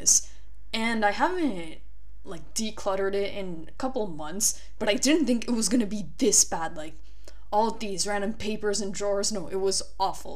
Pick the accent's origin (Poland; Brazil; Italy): Italy; also born or lived in Florida; now in Barcelona, Spain; my hometown in Italy